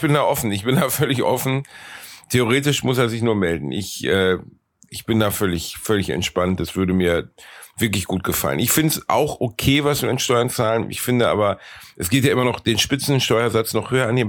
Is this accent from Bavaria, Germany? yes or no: no; Ruhr area, North Rhine-Westphalia, Germany; bei uns im Ruhrgebiet